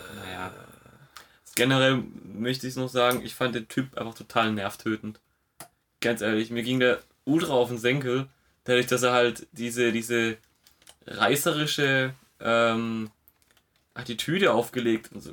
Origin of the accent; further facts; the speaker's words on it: Stuttgart, Baden-Württemberg, Germany; bei uns in Stuttgart-Zuffenhausen